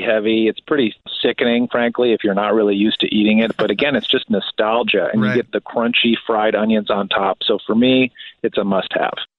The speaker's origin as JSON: {"language": "English", "area": "outside of Chicago", "region": "Illinois", "country": "United States", "tie": "born or raised there"}